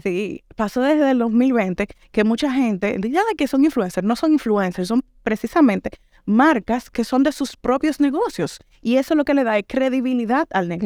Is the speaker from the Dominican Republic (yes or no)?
yes; Dominican Republic; moved away as an adult; now in Granada, Spain; ya yo tengo dos años fuera de República Dominicana